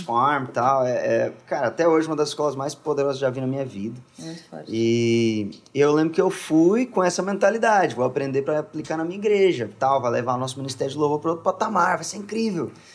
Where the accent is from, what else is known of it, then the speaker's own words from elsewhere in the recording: Minas Gerais, Brazil; moved away as an adult; also born or lived in Contagem, Minas Gerais; now in São Paulo, Brazil; sou de Minas, Minas Gerais